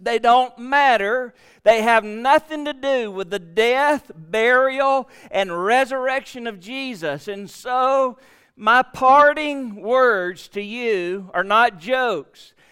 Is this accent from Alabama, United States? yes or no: yes; Gadsden, Alabama, United States; now in Prattville, United States; I live in Prattville, which is about two hours from Gadsden, but I was raised in Gadsden, Alabama.